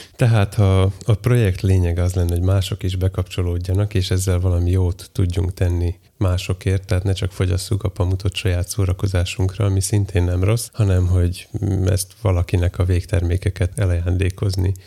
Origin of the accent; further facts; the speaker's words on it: Komárno, Nitra Region, Slovakia; a szlovák neve Komáromnak, ahonnan én jövök